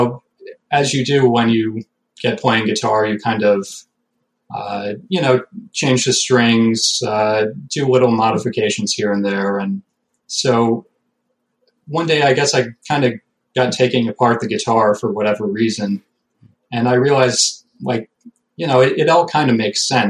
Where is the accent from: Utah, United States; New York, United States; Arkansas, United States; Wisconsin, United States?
New York, United States; Binghamton; I'm from Binghamton, New York.